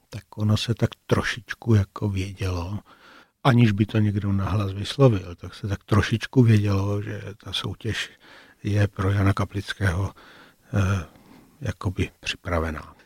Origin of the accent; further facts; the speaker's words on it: Brno, South Moravian Region, Czechia; moved away as an adult; also born or lived in Prague; Jako Brňáci v Praze jsme se samozřejmě nějakým způsobem vnímali.